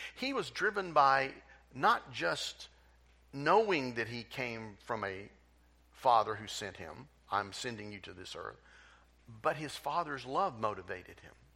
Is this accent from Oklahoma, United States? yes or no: yes; Tulsa, Oklahoma, United States; I grew up in Tulsa